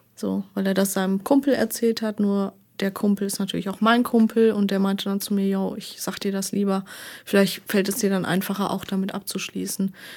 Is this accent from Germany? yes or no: yes; Arnsberg, North Rhine-Westphalia, Germany; nach Arnsberg, also so halt in meine Heimat